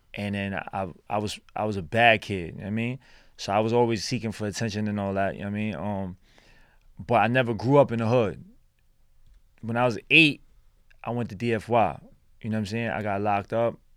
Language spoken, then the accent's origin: English; New York City, New York, United States; also born or lived in Brooklyn / Chinatown, New York City; I was born in Brooklyn, born and raised in Lower East Side